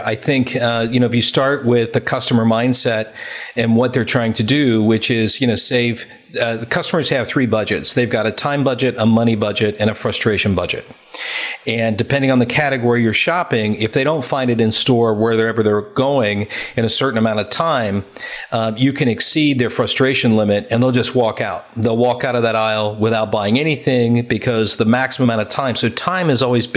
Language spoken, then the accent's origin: English; United States; moved away as an adult; now in United Kingdom; being an American in the UK